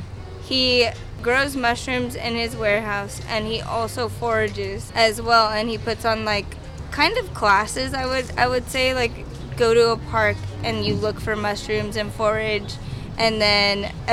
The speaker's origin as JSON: {"language": "English", "town": "San Antonio", "region": "Texas", "country": "United States", "tie": "born or raised there", "also_born_or_lived": "Dallas", "said": "But I was born in Dallas, Texas, and then my mom, it's a whole long, crazy story."}